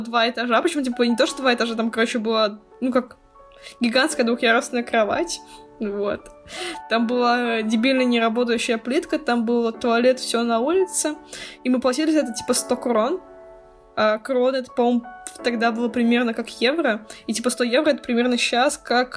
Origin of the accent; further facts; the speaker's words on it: Russia; мы как бы из России, мы не богатые